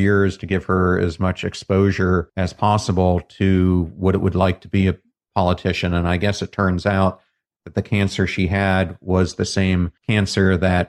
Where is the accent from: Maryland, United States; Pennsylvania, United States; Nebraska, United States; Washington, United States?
Pennsylvania, United States; York; growing up in York, Pennsylvania.